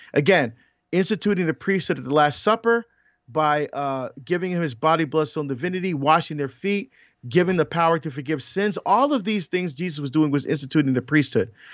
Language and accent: English; Barbados; moved away; I was born in Barbados